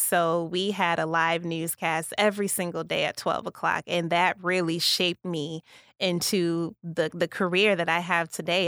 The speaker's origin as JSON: {"language": "English", "town": "Kankakee", "region": "Illinois", "country": "United States", "tie": "born or raised there", "also_born_or_lived": "Rockford, Illinois / Wausau, Wisconsin", "moved": "as an adult", "said": "was born and raised in Kankakee, born at Riverside"}